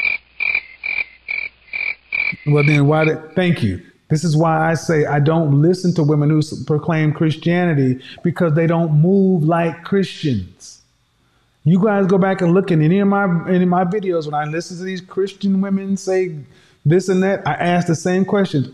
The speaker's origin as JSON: {"language": "English", "region": "the Bible Belt", "country": "United States", "tie": "born or raised there", "said": "I grew up in the Bible Belt"}